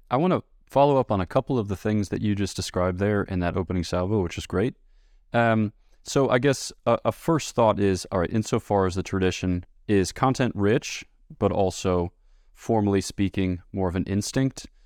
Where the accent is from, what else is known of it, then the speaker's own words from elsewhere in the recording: United States; I'm American